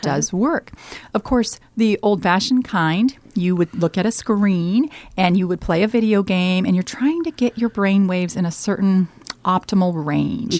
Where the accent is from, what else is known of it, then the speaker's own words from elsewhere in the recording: Colorado, United States; moved away as an adult; now in Omaha, United States; I am from Colorado. I'm actually a Colorado native